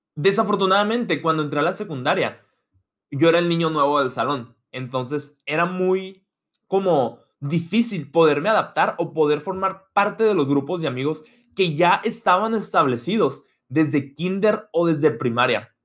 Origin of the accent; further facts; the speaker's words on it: Hermosillo, Sonora, Mexico; moved away as an adult; also born or lived in United States; yo me fui de Hermosillo a Estados Unidos a estudiar la carrera